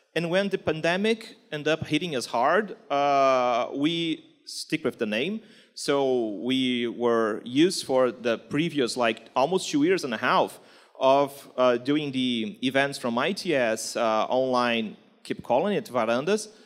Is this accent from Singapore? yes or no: no; Rio de Janeiro, Brazil; accent: Carioca; English is a second language; my Carioca accent